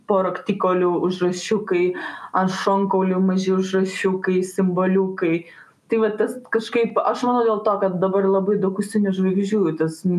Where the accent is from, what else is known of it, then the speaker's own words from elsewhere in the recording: Lithuania; mes lietuviai esam gamtininkai miškininkai